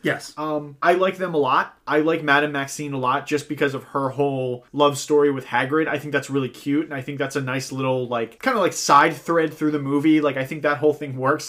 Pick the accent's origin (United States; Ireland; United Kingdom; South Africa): Ireland; as an Irishman